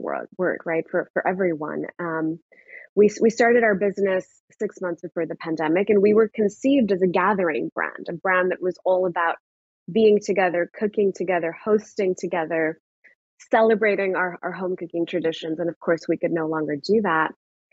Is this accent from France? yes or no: no; Pakistan; moved away as an adult; now in United States; I grew up in Pakistan. I was there till I was 18. I moved to the US when I was 18